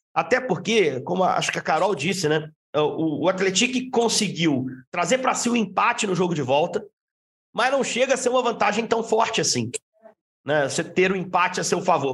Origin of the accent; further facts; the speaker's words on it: Juiz de Fora, Minas Gerais, Brazil; Eu sou do interior, sou de Juiz de Fora